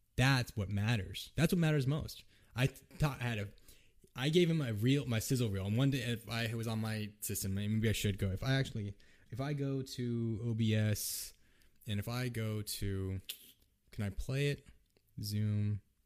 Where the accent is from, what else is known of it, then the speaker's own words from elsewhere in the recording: United States; I am Japanese American. I'm mixed race